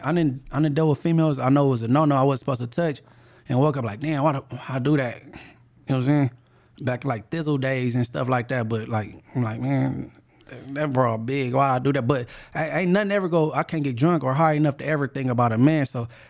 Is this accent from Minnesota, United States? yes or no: no; Inglewood, California, United States; Well, I'm from Inglewood family